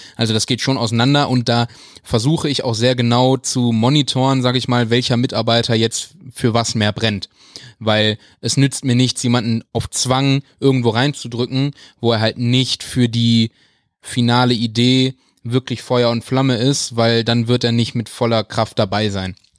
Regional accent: Wuppertal, North Rhine-Westphalia, Germany; Weil ich bin ja in Wuppertal groß geworden

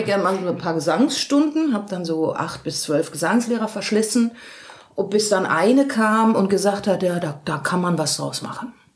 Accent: Dortmund, North Rhine-Westphalia, Germany; moved away as an adult; now in Cologne, Germany; ich komme aus Dortmund

